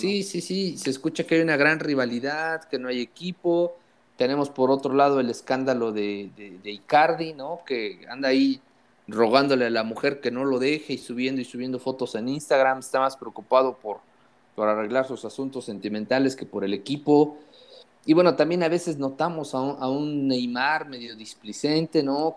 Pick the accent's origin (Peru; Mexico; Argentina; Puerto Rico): Mexico; Puebla; cómo somos los poblanos